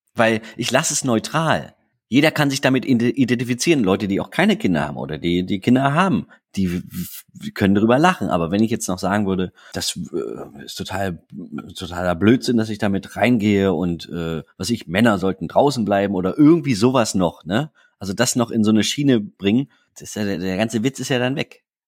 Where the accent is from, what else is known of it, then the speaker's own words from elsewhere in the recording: Dresden, Saxony, Germany; moved away as an adult; also born or lived in Dubna, Russia; now in Berlin, Germany; ich bin gebürtiger Dresdner. Also ich bin in Dresden geboren und als ich vier Jahre alt war, sind wir in die Sowjetunion gezogen